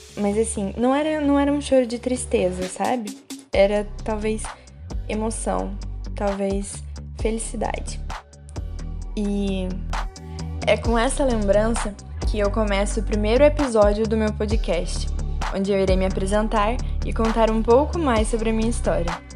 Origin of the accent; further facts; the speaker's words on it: Minas Gerais, Brazil; moved away as an adult; now in Juiz de Fora, Brazil; Mas não morei sempre aqui em Juiz de Fora. Na verdade, eu venho de uma cidade pequena do sul de Minas, uma cidade com pouco mais de 20 mil habitantes